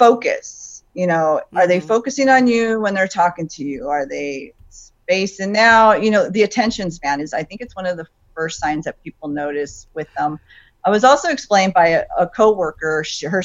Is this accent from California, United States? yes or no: yes; Los Angeles, California, United States; now in Ventura County, United States; I originally am from Los Angeles. I was born in Los Angeles. But I live in Ventura County.